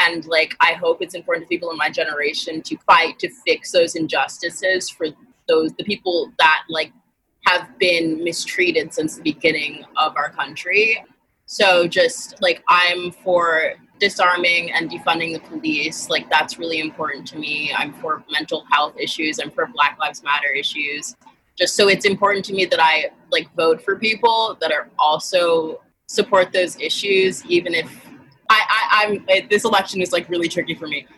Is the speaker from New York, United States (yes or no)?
yes; New York City, New York, United States; I am also a native New Yorker.